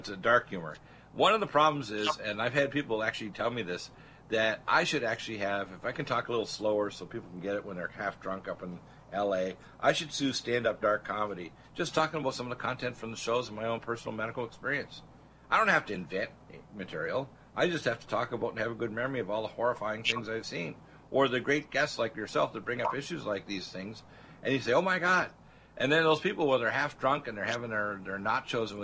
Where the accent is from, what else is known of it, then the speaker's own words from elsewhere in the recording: Canada; moved away as an adult; now in United States; I'm an American, but I lived the first half of my life in Canada